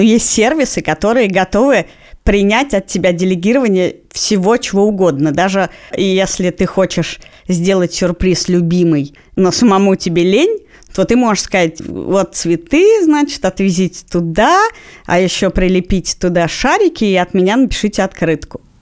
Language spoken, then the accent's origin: Russian; Moscow, Russia; то, что я родилась в Москве